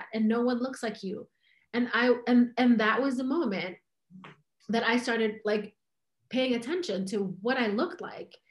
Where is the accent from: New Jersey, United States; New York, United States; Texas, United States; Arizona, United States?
New York, United States; New York City; I was born here. I was born in New York City, and I'm American